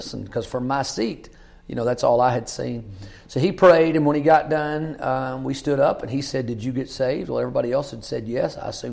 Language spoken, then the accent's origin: English; Kentucky, United States; I grew up in Kentucky, Greene County